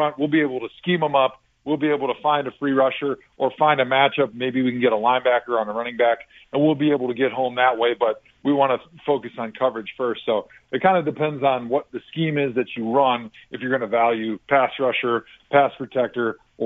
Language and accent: English; Brookfield, Wisconsin, United States; near where I grew up in Brookfield, Wisconsin. So okay. I grew up outside of Milwaukee, right on Lake Michigan